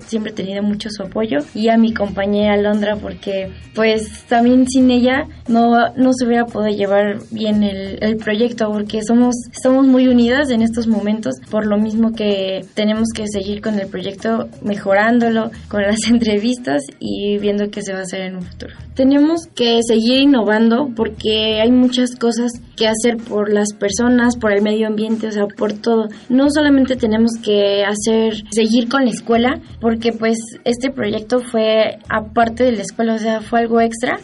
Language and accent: Spanish; Mexico City, Mexico; Nací el 3 de mayo del 2000 y nací en la Ciudad de México.